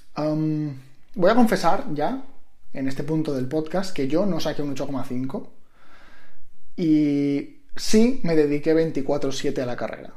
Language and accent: Spanish; Mallorca, Balearic Islands, Spain; moved away as an adult; also born or lived in Madrid; Yo soy de Mallorca, siempre vivía con mis padres, tenía mi grupo de amigos